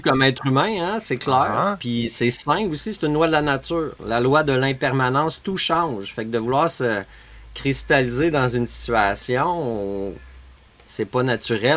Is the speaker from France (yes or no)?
no; Montreal region, Quebec, Canada; moved away as an adult; now in Beauce, Canada; Je viens de, la région de Montréal, mais je suis en Beauce